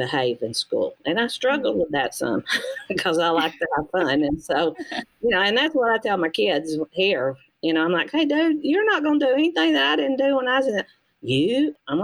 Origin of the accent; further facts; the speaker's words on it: United States; I was born in Walker County. I was educated in Walker County. And I live in Walker County